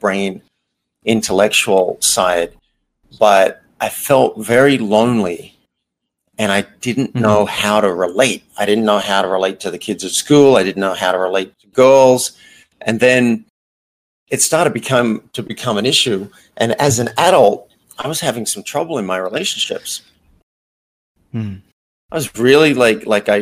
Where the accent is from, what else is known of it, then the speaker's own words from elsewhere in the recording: Australia; moved away as an adult; also born or lived in New York; I grew up in Australia in a fairly small country-ish town.